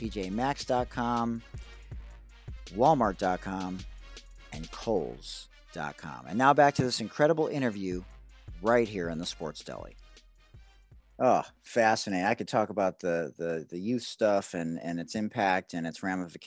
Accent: Detroit, Michigan, United States; I'm from Detroit, so I was integrated in fifth grade

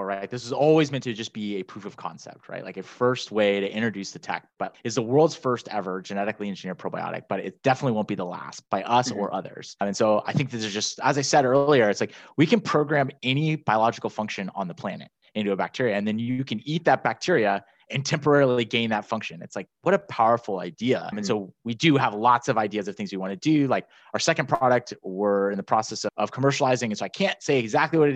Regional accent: Northern California, United States; moved away as an adult; also born or lived in Miami; I'm originally from Northern California.

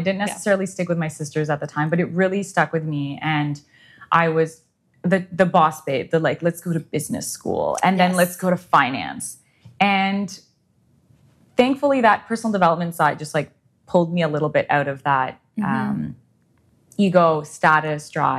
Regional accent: Ottawa, Ontario, Canada; also born or lived in Europe; growing up in Ottawa

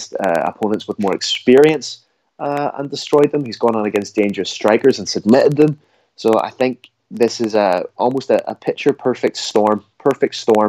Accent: Ireland; as an Irishman

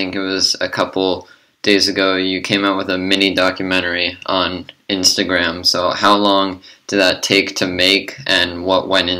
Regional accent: Los Angeles, California, United States; moved away as an adult; now in New York, United States; I'm from Los Angeles, but I moved to New York a couple years back.

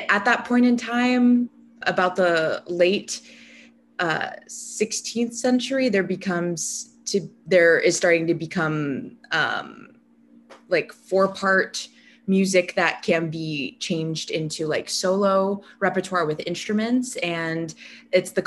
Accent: Denver, Colorado, United States; I'm from Denver, Colorado. So I would take the bus downtown to the Denver Public Library

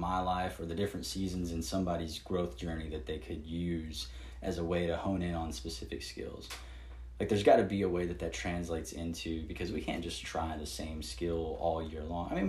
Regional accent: the South, United States; I grew up down here in the South

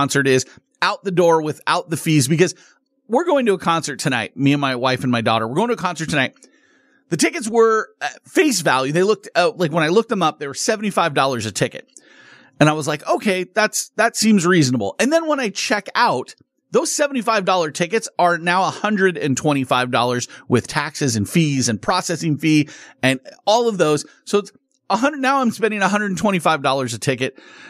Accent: California, United States; And as a kid, I grew up in Southern California. So we went to Dodger games.

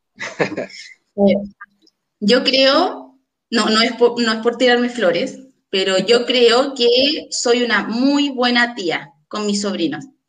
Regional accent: Puente Alto, Santiago Metropolitan Region, Chile; now in Talagante, Chile; nací en Puente Alto. No, no, no tengo por qué mentir en dónde nací, ¿ya? Luego me vine a vivir, a Talagante hace aproximadamente 10 años

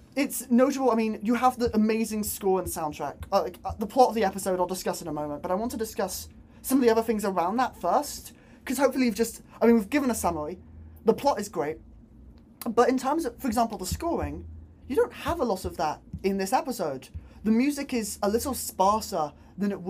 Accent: Bristol, South West England, United Kingdom; I'm from Bristol

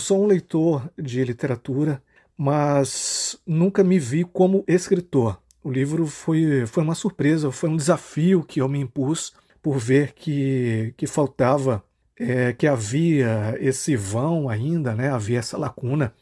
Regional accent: Marabá, Pará, Brazil; sou nascido aqui em Marabá, é, passei toda a minha vida por aqui

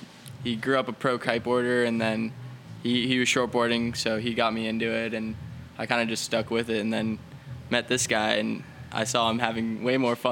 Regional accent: Fort Lauderdale, Florida, United States; also born or lived in Weston, Florida; So I grew up in Weston, and then my family moved out to Lauderdale when I was around 8

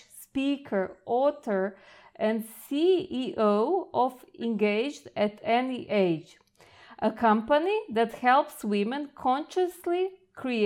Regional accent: Croatia; I come from Croatia

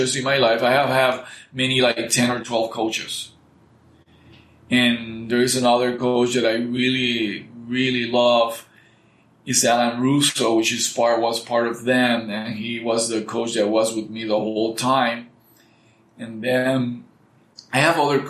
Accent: Puerto Rico; English is a second language; we used to go to a place called Pine Grove in Puerto Rico.

